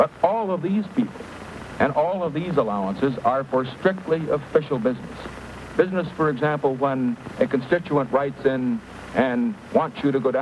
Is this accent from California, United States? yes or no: yes; California, United States; my home state of California